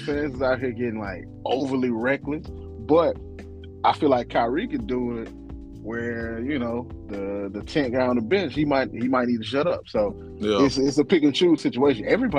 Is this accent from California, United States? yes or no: no; Mississippi, United States; I'm from the South, deep South, Mississippi.